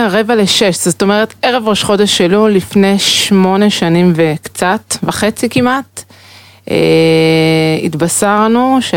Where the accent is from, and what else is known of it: Haifa, Haifa District, Israel; born or raised there